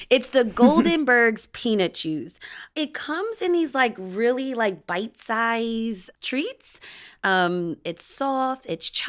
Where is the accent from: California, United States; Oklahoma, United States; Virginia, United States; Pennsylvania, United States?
Pennsylvania, United States; Philadelphia; I grew up snacking on Tastykake butterscotch crimpets, soft pretzels, and mango water ice.